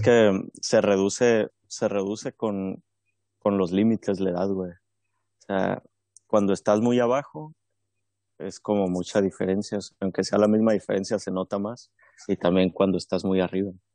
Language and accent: Spanish; Mexico